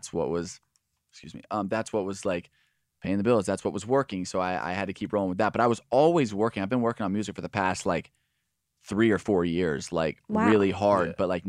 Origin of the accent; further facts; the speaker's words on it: Alvarado, Texas, United States; I'm from Alvarado, Texas. It's like 40 minutes south of Dallas. There's like nobody. There's like a couple thousand people in my town.